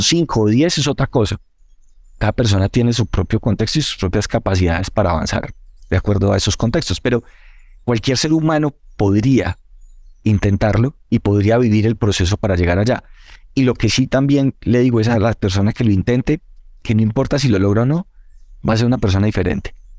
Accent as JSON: {"language": "Spanish", "town": "Manizales", "region": "Caldas", "country": "Colombia", "tie": "born or raised there", "said": "la mayoría de los del equipo que somos de Manizales, ahí crecimos"}